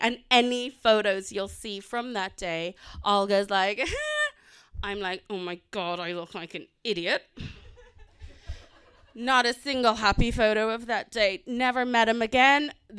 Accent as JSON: {"language": "English", "country": "South Africa", "tie": "born or raised there", "also_born_or_lived": "Indonesia / Kenya", "said": "born in Indonesia, lived in Kenya and in South Africa. And our parents are white, we're not. And we grew up in South Africa after apartheid."}